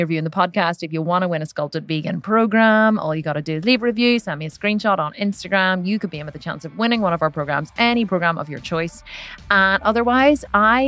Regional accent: Ireland; I'm Irish

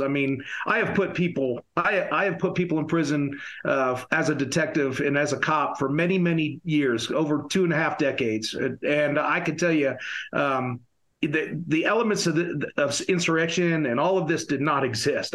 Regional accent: upstate New York, United States; my hometown in upstate New York

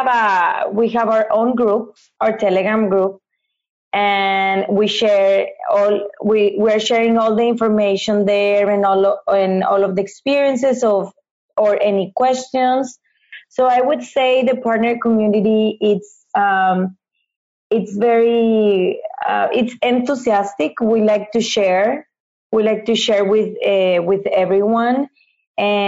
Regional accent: Mexico; moved away as an adult; now in Fontainebleau, France; I'm from Mexico

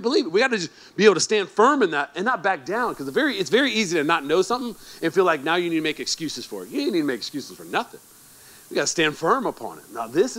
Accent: Alabama, United States; now in Sacramento, United States; I came from poor part of Alabama, man. You know, we grew up in a HUD home.

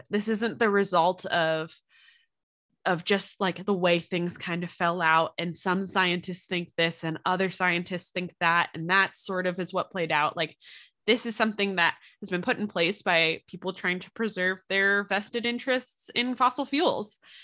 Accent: Philadelphia, Pennsylvania, United States; accent: Philly; now in Indiana, United States; moving back to Pennsylvania, if we end up going what we call down the shore, um, in the Philly area

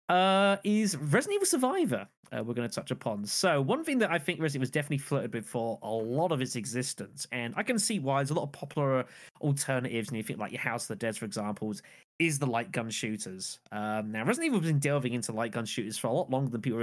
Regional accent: United Kingdom; being British and not Australian

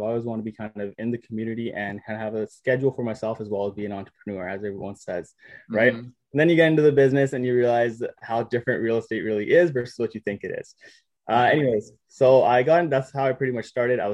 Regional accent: Surrey, British Columbia, Canada; Born and raised in Surrey, BC.

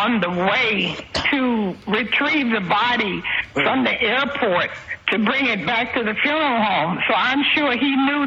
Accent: Miami, Florida, United States; I am from Miami

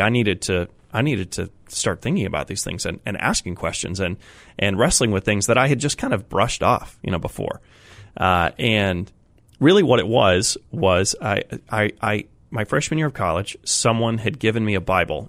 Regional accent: Colorado, United States; now in Massachusetts, United States; I grew up in Colorado

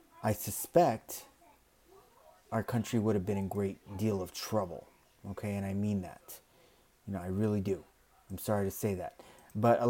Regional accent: United States; being an American

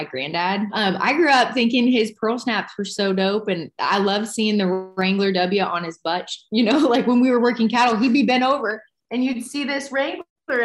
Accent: Texas, United States; moved away as an adult; now in Nashville, United States; I am a cowgirl. I grew up in Texas.

